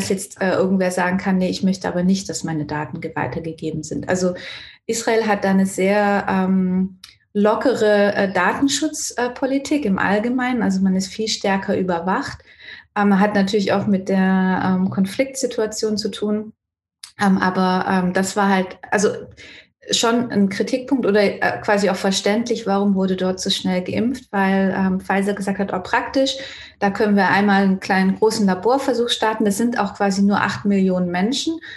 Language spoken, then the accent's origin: German; Renningen, Baden-Württemberg, Germany; Ich komme ja aus Renning slash Malmsheim